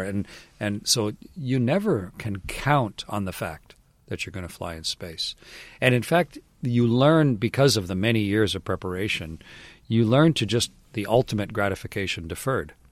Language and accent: English; Canada; I was Canadian